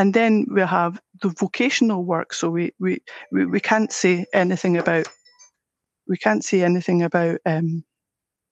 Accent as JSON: {"language": "English", "region": "Scotland", "country": "United Kingdom", "accent": "Scottish", "said": "I'm Scottish with my accent"}